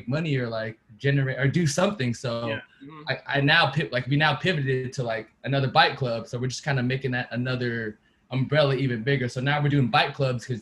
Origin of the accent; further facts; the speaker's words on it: Vallejo, California, United States; I'm from Vallejo.